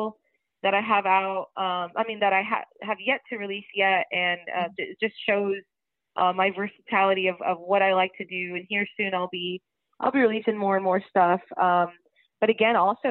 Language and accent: English; San Benito, Texas, United States; my hometown, San Benito